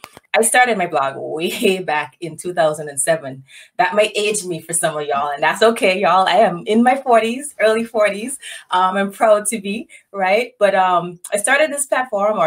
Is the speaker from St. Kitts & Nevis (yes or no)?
yes; St. Kitts & Nevis; moved away as an adult; now in St. Louis, United States; I was born and raised in St. Kitts